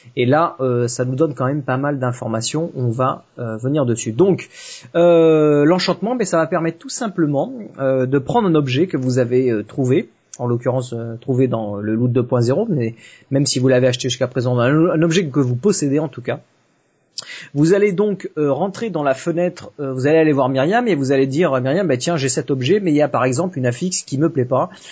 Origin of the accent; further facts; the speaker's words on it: south of France, France; je suis pas de Paris, hein, je, suis, je suis du sud de la France